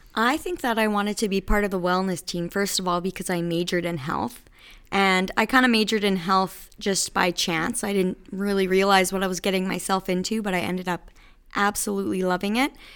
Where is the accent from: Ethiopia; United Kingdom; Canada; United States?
Canada; Battlefords area, Saskatchewan; moved away as an adult; also born or lived in Regina; now in Moose Jaw, Canada; I am actually from the Battle Fords area. I finished high school and went to University of Regina